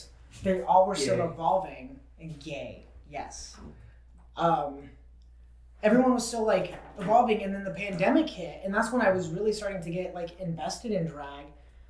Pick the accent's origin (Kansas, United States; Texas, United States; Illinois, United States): Kansas, United States; Topeka; moved away; I am from Topeka, Kansas, originally.